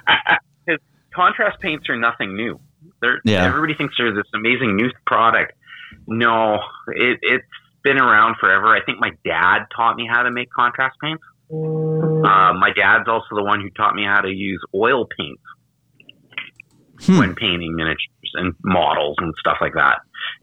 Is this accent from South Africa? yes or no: no; Canada; I'm a Canadian, and I can definitely state that.